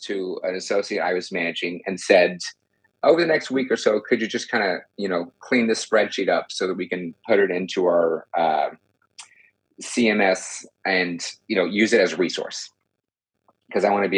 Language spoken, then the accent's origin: English; Texas, United States; I also was born and raised in Texas